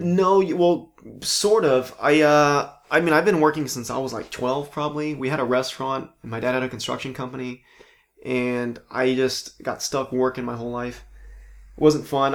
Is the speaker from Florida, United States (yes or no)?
no; Palm Springs, California, United States; moved away as an adult; also born or lived in San Diego / Orange County; now in Los Angeles, United States; Born and raised in Palm Springs